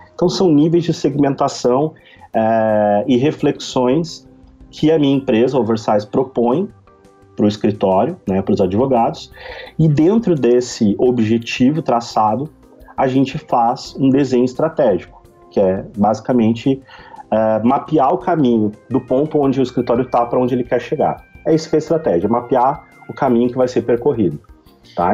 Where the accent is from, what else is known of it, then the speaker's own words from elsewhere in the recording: Novo Hamburgo, Rio Grande do Sul, Brazil; sou de Novo Hamburgo, Rio Grande do Sul